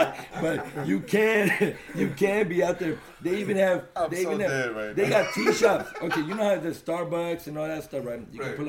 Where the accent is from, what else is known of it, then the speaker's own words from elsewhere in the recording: San Francisco, California, United States; We have districts. You know, right. I'm from the Mission District.